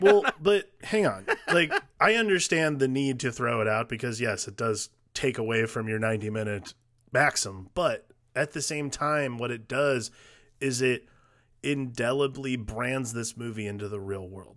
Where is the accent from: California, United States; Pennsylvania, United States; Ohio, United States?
Ohio, United States; Cleveland; I grew up in Cleveland when LeBron was coming up